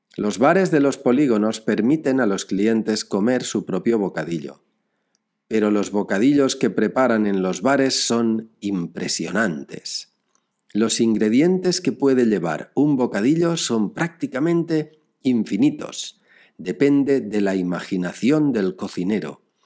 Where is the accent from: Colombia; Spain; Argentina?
Spain; Alginet, Valencian Community; Estoy en Alginet, mi pueblo